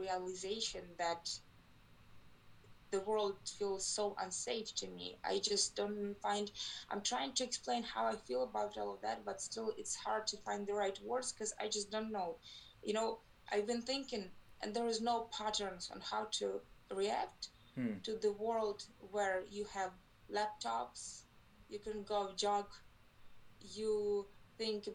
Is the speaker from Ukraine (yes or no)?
yes; Ukraine; I'm from Ukraine. I live in Kyiv, that's the capital of Ukraine